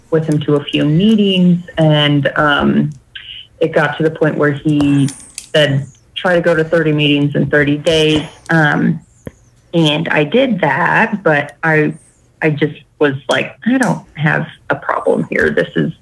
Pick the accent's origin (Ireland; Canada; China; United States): United States; Colorado Springs, Colorado; I'm from Colorado Springs, Colorado. I'm a native